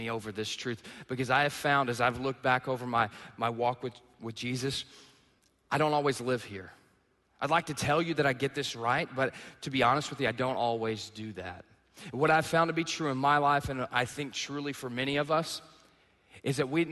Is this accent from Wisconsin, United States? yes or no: no; East Texas, United States; moved away; I grew up in the South, okay? I'm in the backwoods of East Texas.